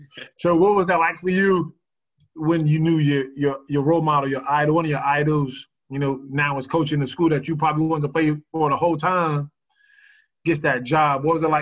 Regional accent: Boston, Massachusetts, United States; I'm from Boston

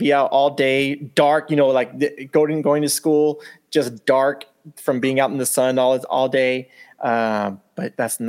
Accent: Southern California, United States; I grew up here in Southern California, hot as F during the summer.

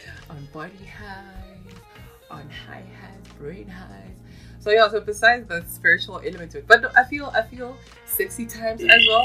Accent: South Africa

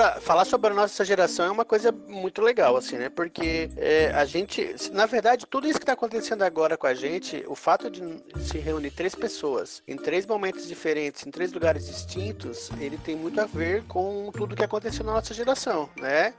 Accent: Santa Catarina, Brazil; now in Florianópolis, Brazil; Eu falo de Floripa. Não sou manezinho, mas sou catarinense, barriga verde

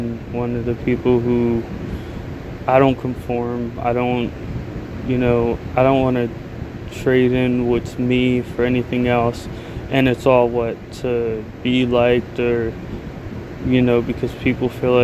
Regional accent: United States; as an American

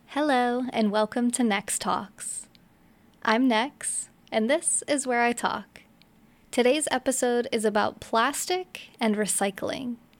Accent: upstate New York, United States; moved away as an adult; also born or lived in New Jersey; now in Florida, United States; I grew up in upstate New York

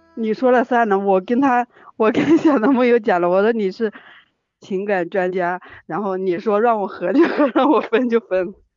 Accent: Jiangxi, China; 我是江西的

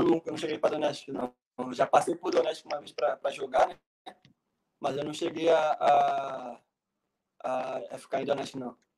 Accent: Mesquita, Rio de Janeiro, Brazil; moved away as an adult; also born or lived in Portugal / Ukraine; now in Latvia; eu sou do Rio de Janeiro, mais precisamente da Baixada, Mesquita.

